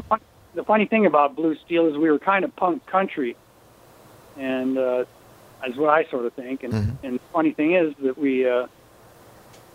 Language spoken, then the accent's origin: English; Minnesota, United States; moved away as an adult; now in Columbia, United States; I grew up in Minnesota until I went to college there